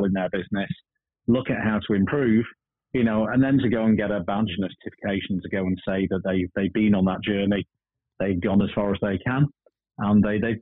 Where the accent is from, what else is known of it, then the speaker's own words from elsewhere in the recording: Blackpool, North West England, United Kingdom; I'm from Blackpool